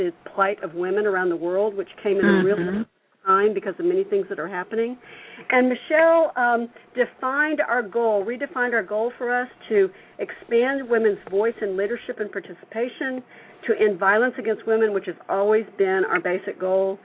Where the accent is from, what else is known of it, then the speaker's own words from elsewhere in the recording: the South, United States; I'm from the South and I talk real fast